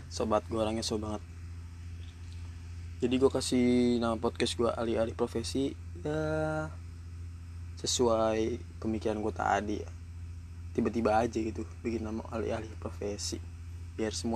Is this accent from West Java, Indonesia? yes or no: yes; Depok, West Java, Indonesia; Oh ya asal Depok gue ya. Gue asal Depok, umur gue baru bulan kemarin 18 tahun